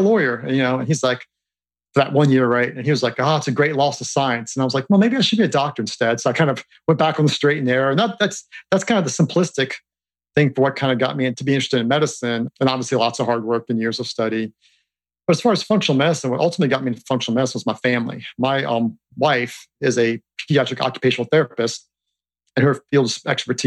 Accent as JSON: {"language": "English", "town": "Harrisonburg", "region": "Virginia", "country": "United States", "tie": "born or raised there", "said": "growing up in Harrisonburg, which is a small town in Virginia"}